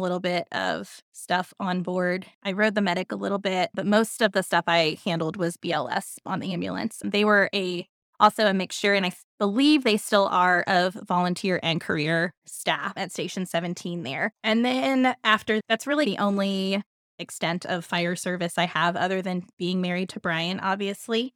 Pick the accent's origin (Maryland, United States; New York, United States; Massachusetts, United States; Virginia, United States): Virginia, United States; Centreville; I grew up in Centerville, Virginia.